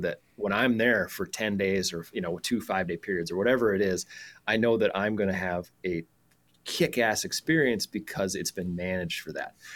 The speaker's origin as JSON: {"language": "English", "region": "South Dakota", "country": "United States", "tie": "born or raised there", "moved": "as an adult", "said": "I grew up in South Dakota"}